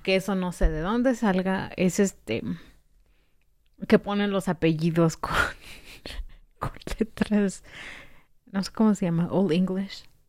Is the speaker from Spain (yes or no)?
no; Mexico; yo soy mexicana